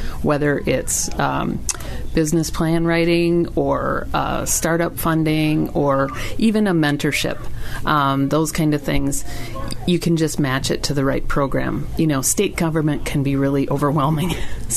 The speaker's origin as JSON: {"language": "English", "town": "Green Bay", "region": "Wisconsin", "country": "United States", "tie": "born or raised there", "also_born_or_lived": "La Farge, Wisconsin", "said": "I grew up in Green Bay, Wisconsin"}